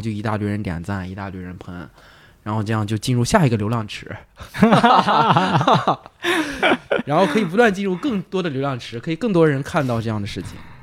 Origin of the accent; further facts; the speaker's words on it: northern China, China; moved away as an adult; now in Guangzhou, China; 那我是一个北方人嘛，我来广州没有，就是也是几年